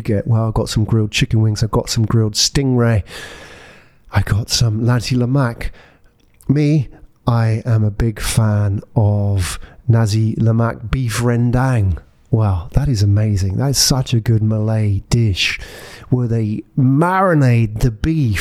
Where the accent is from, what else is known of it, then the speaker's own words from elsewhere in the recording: Epsom, South East England, United Kingdom; also born or lived in Japan / Glasgow; now in Singapore; Tony and me grew up in the same town in England, Epsom